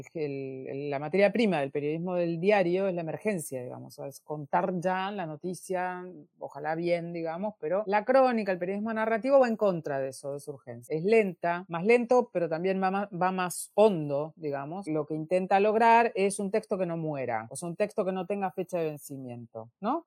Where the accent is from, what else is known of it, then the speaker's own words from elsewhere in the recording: Argentina; siendo argentina